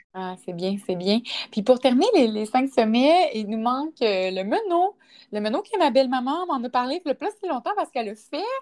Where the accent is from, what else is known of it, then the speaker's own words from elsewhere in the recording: Quebec City region, Canada; Moi, je suis de la région de Québec